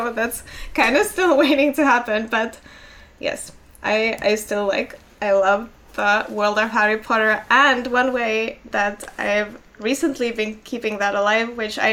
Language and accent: English; Finland; first language Finnish; English is a second language; I was in Finland and that's my native language.